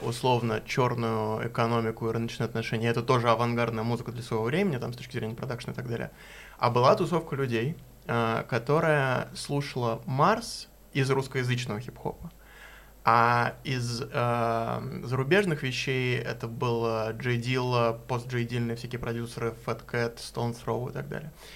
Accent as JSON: {"language": "Russian", "region": "Moscow", "country": "Russia", "tie": "born or raised there", "said": "я э, рос в Чертаново"}